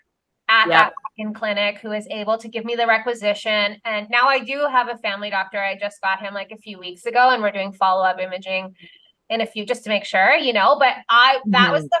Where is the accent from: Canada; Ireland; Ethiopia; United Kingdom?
Canada; I'm Canadian